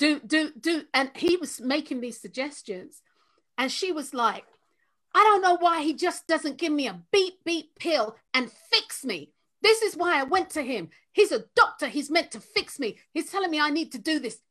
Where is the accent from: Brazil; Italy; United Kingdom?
United Kingdom; London; moved away; I'm from Tottenham. I'm from North London